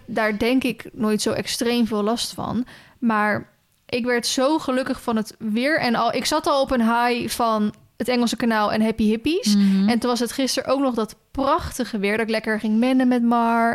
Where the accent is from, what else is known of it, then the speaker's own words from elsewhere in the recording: Netherlands; wij spreken als Nederlanders